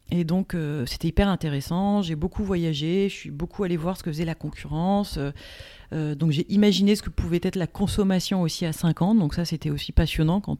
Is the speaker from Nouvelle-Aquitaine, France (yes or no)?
no; Marseille, Provence-Alpes-Côte d'Azur, France; now in Paris, France; alors, qui je suis Donc … une des deux huit du compte Instagram Women in Transition écologique. Donc, d'où je viens euh, je, viens de un peu Marseille et puis un petit peu Paris, où je suis installée aujourd'hui.